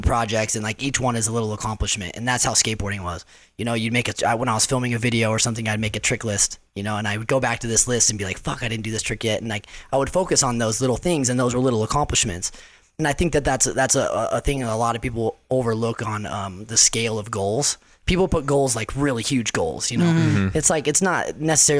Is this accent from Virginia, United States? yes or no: no; Salt Lake City, Utah, United States; also born or lived in Chino Hills, California; we moved to Salt Lake City. So I grew up 10 years in Salt Lake